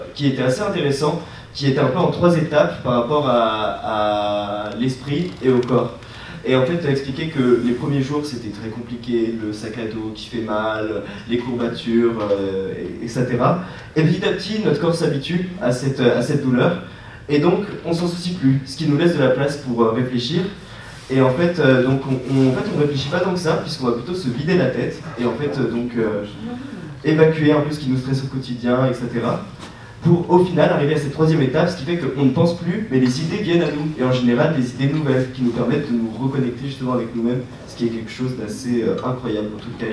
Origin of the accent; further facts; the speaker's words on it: Brittany, France; je viens de Bretagne